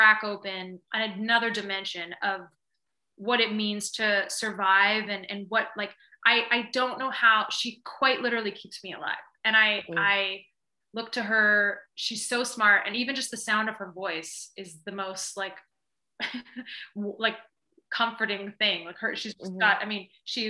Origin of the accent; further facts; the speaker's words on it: Vancouver, British Columbia, Canada; moved away as an adult; also born or lived in Toronto; I grew up in Vancouver